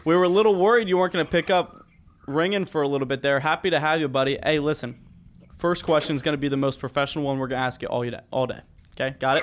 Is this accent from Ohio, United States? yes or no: yes; Cincinnati, Ohio, United States; We're from Cincinnati